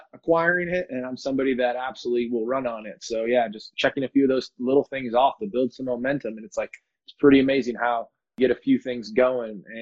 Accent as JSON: {"language": "English", "town": "Rock Island", "region": "Illinois", "country": "United States", "moved": "yes", "lives_now": "San Diego, United States", "said": "So I'm in San Diego, but I'm originally from Rock Island, Illinois"}